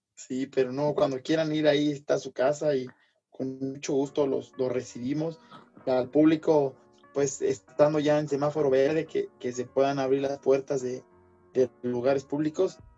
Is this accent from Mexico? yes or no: yes; Mexico; nos identifica como mexicanos